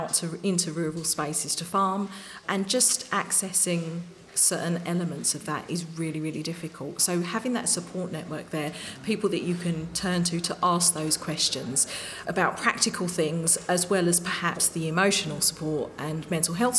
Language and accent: English; London, United Kingdom; I grew up in East London